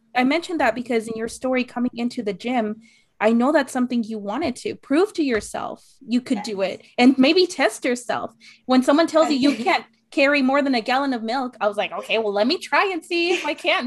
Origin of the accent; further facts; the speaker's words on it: Arizona, United States; I'm from Arizona